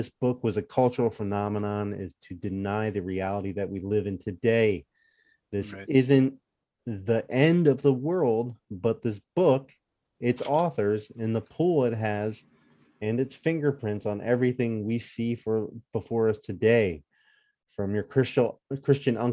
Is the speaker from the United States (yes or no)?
yes; Northeast, United States; I grew up in the Northeast